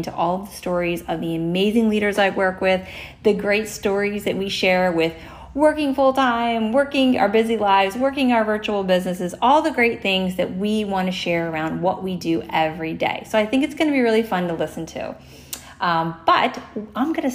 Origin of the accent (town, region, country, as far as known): New Jersey, United States; born or raised there